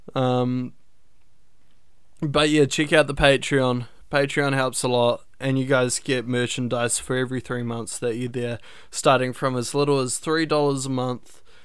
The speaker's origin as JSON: {"language": "English", "country": "New Zealand", "said": "I'm from New Zealand"}